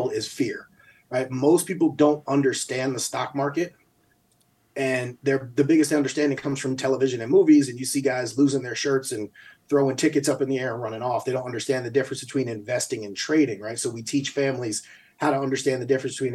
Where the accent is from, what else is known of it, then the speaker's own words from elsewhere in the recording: Albany, United States; moved away; also born or lived in New Mexico; growing up in Albany, we got a lot of family members